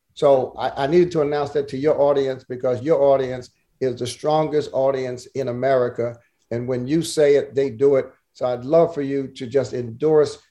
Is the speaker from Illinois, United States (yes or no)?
no; New Jersey, United States; I'm from Jersey